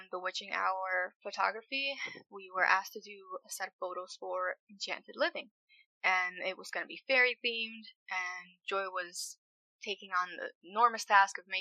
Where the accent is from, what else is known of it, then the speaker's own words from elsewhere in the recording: Springfield, Massachusetts, United States; my mom and dad, they're Puerto Rican. And I was born in Massachusetts, in Springfield